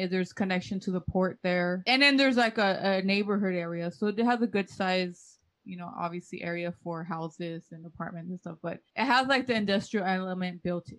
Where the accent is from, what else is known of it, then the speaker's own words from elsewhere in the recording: Los Angeles, California, United States; Harbor area because this is kind of the area that we grew up in.